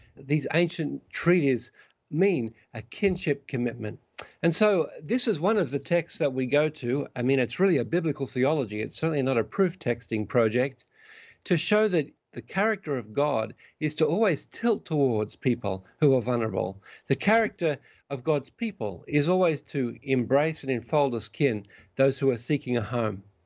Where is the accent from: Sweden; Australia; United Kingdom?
Australia; now in Vancouver, Canada; I'm an Australian citizen and soon to be, soon to become a Canadian citizen as well